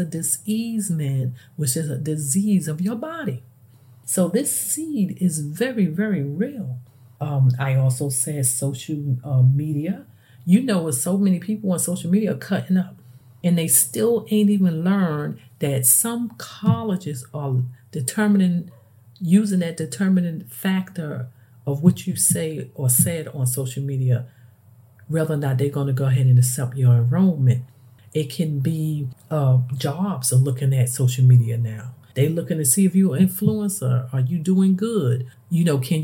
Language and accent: English; New York City, New York, United States; moved away; me growing up and I come from the Bronx